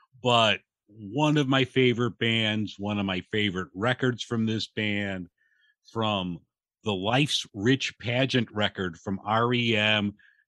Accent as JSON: {"language": "English", "town": "Chicago", "region": "Illinois", "country": "United States", "said": "even though I'm a Chicagoan true and true"}